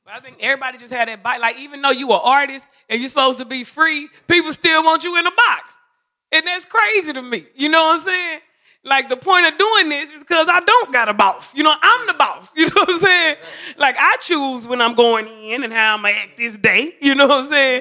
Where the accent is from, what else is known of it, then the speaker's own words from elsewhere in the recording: Dallas, Texas, United States; moved away; I'm from Oak Cliff, Texas, Dallas.